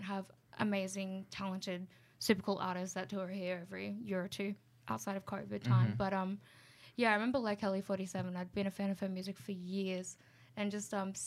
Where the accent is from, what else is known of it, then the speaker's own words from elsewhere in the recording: Canberra, Australian Capital Territory, Australia; also born or lived in Goulburn; I grew up in Canberra and all my friends and everything was in Canberra.